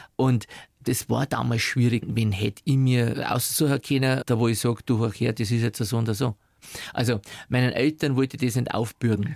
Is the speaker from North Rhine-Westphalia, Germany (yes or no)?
no; Upper Palatinate, Bavaria, Germany; now in Munich, Germany; Geprägt haben mich meine Kindheit in der Oberpfälzer Diaspora